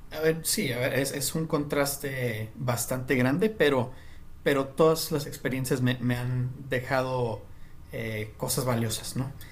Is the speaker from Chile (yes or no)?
no; Mexico; moved away; also born or lived in New York / United States; porque no hablaba el lenguaje o por ser mexicano